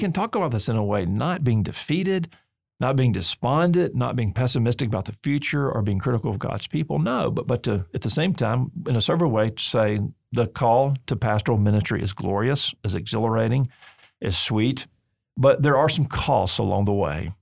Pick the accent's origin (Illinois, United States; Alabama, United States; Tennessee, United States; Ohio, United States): Alabama, United States; I'm from Alabama